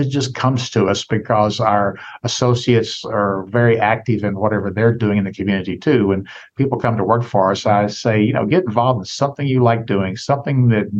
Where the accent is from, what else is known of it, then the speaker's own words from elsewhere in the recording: Jackson, Tennessee, United States; also born or lived in New York City; Well, I grew up in Tennessee and still the fifth largest city in the state, Jackson, Tennessee, which is near Memphis, but certainly not a huge place, 50,000 people.